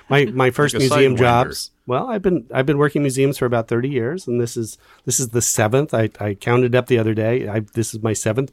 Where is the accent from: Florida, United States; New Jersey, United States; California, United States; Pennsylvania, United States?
California, United States; San Gabriel Valley; moved away as an adult; also born or lived in Hollywood, California; now in Toledo, United States; I was born in Hollywood on Sunset Boulevard, in a hospital, not the street itself, but grew up in the San Gabriel Valley.